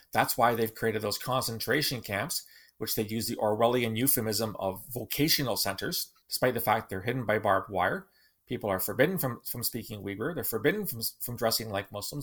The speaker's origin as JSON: {"language": "English", "region": "Southern Ontario", "country": "Canada", "tie": "born or raised there", "said": "As a child growing up in Southern Ontario in the nineteen sixties, I read the Marvel Comics."}